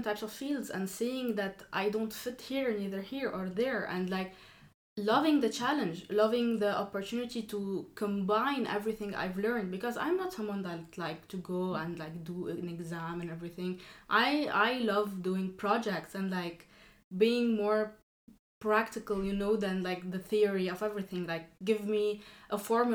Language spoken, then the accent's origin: English; Lebanon; moved away as an adult; now in France; I come from Lebanon. I did all of my studies there.